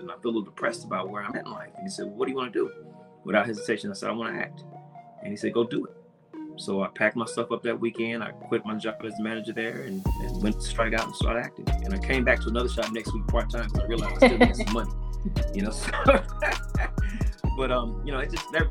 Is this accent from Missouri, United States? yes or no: yes; Kansas City, Missouri, United States; I'm originally from Kansas City, Missouri, born and raised there.